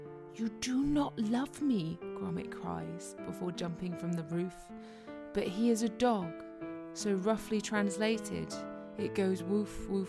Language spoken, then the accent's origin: English; Bristol, South West England, United Kingdom